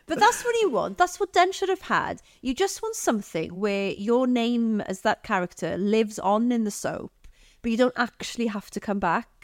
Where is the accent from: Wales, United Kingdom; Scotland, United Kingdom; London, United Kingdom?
Wales, United Kingdom; Aberystwyth; So I grew up in Aberystwyth